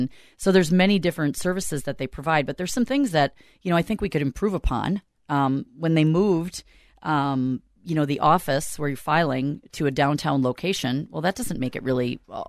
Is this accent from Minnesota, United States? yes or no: yes; South St. Paul, Minnesota, United States; I'm from South St. Paul originally. I grew up in South St. Paul, born and raised. My whole family graduated from South St. Paul. And I moved out of South St. Paul. I haven't lived there since I graduated.